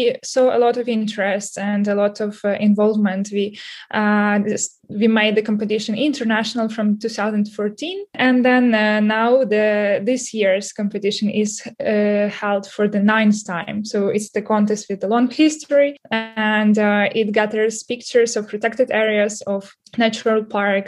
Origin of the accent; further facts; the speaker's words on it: Ukraine; I'm from Ukraine